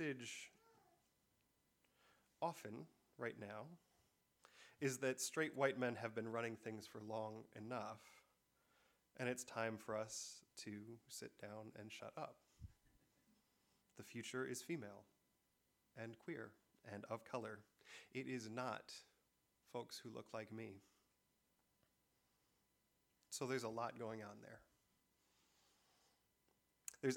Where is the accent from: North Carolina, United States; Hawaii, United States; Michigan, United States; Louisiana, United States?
Michigan, United States; I'm from Michigan